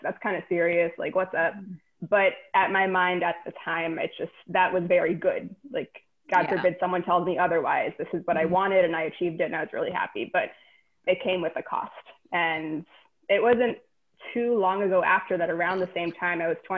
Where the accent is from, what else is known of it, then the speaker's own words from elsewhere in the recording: New York City, New York, United States; I am a Queens native, born and raised in New York City.